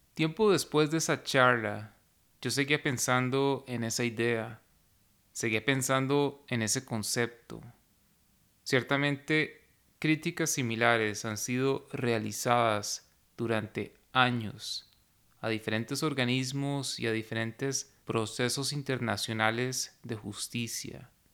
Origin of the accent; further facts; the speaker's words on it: Costa Rica; Como costarricense, que ha vivido la mayor parte de su vida en un contexto completamente diferente